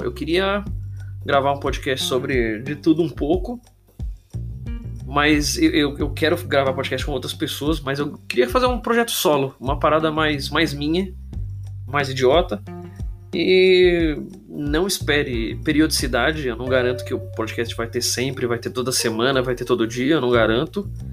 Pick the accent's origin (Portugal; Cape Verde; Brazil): Brazil; Santo André, São Paulo; eu sou aqui de Santo André, ABC Paulista